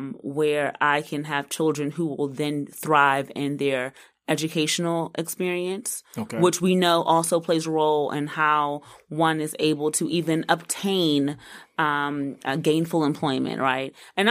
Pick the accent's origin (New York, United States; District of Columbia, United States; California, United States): District of Columbia, United States; Washington; now in North Carolina, United States; I'm from D.C. I'm from Northwest D.C.